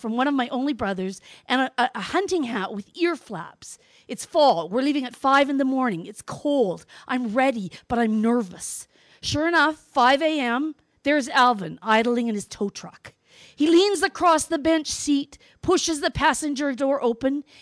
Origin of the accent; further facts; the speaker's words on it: Northwest Territories, Canada; I grew up in the Northwest Territories, where hunting is a cultural event